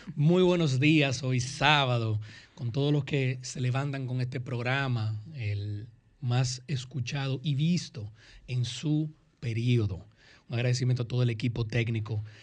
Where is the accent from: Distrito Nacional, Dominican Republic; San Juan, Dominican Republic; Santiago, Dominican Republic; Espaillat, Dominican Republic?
Distrito Nacional, Dominican Republic; Santo Domingo; also born or lived in United States; Yo nací en la República Dominicana, en Santo Domingo